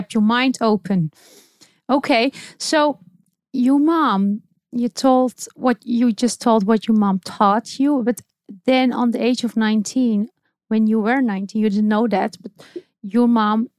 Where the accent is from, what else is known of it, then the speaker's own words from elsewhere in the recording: Netherlands; My mom is Turkish. I was raised in the Netherlands